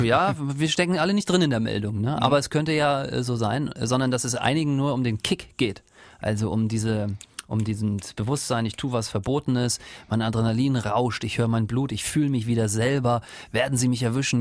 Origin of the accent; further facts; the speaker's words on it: eastern Germany, Germany; ich komme ja aus dem Osten